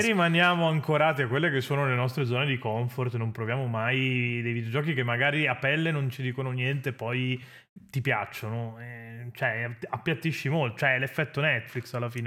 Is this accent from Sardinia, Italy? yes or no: no; Venice, Veneto, Italy; sono della Serenissima